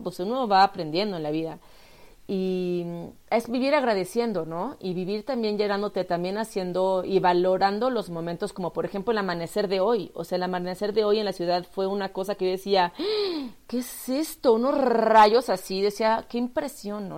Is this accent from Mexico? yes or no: yes; Mexico; yo soy artista plástica mexicana